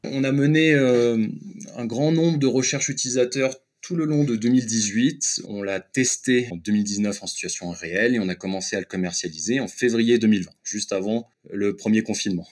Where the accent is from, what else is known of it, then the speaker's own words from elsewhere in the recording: France; je suis français et j'étais basé en France